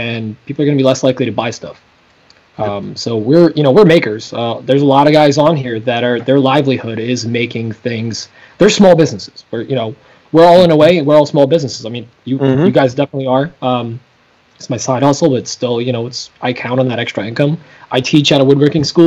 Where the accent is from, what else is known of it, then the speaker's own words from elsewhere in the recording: Poland; now in United States; I am a foreigner. I am from Poland